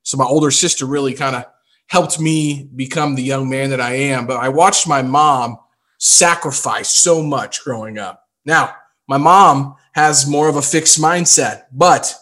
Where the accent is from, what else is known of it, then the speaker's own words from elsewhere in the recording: Jefferson City, Missouri, United States; I grew up in Jeff City